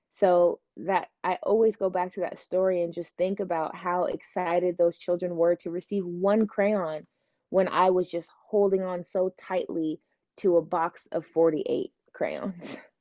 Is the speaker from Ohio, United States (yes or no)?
no; Seattle, Washington, United States; I was born here in Seattle and I was born in the US, so my whole life has been here